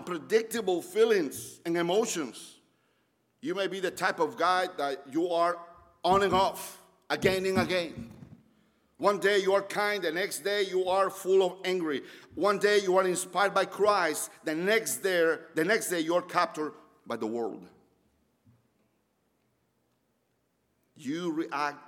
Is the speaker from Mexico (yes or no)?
yes; Mexico; moved away as an adult; now in Roanoke, United States; I'm from Mexico. I moved 15 years ago